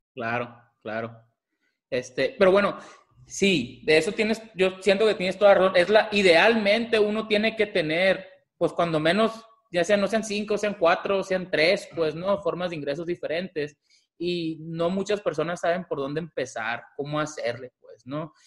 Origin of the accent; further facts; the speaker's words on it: Mazatlán, Sinaloa, Mexico; now in Tucson, United States; soy originario de Mazatlán, Sinaloa, vivo en Tucson